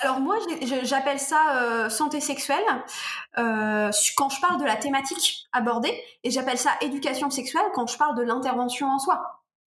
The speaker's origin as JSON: {"language": "French", "region": "Normandy", "country": "France", "said": "Je suis normande"}